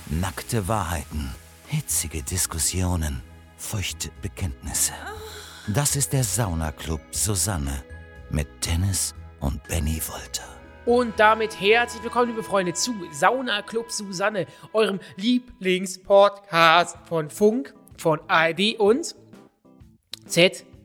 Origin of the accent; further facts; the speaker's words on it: Switzerland; now in London, United Kingdom; Ich wohne seit einem Jahr in London und vermisse meine Heimat, die Schweiz, in kulinarischer Hinsicht